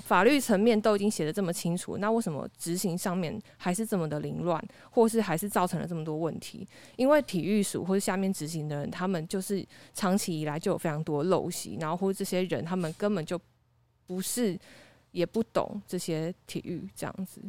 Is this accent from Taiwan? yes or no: yes; Taiwan; 我们台湾人跟中国人的不同